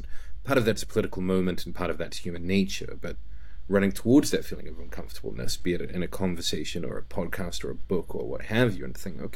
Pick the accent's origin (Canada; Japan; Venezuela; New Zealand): New Zealand; moved away as an adult; also born or lived in China / Spain / Hungary / United Kingdom; now in Poland; As a Kiwi